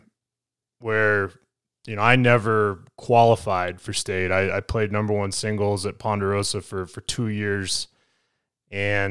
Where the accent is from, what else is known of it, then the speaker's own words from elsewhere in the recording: Parker, Colorado, United States; I grew up in Parker